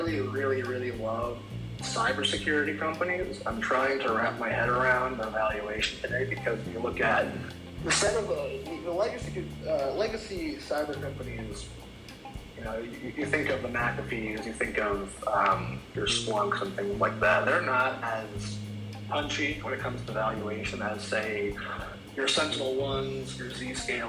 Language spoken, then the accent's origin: English; New York, United States; I'm from New York originally